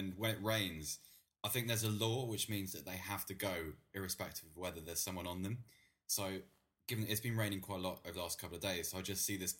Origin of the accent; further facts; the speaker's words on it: Bath, South West England, United Kingdom; moved away as an adult; also born or lived in London; I was born in Bath.